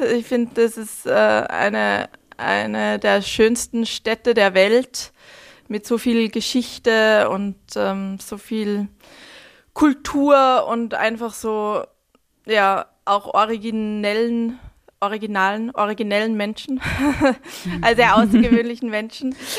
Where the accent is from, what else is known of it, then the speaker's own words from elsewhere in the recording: Altenmarkt im Pongau, Salzburg, Austria; moved away as an adult; also born or lived in Hamburg / London / New York / Stockholm; ich bin ähm, in, im Land Salzburg aufgewachsen, in Altmarkt im Pongau